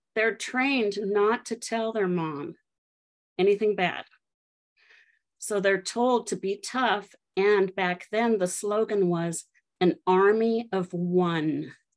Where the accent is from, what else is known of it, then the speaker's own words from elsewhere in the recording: Colorado, United States; I grew up in Colorado, and both my kids were born in the um, city that I grew up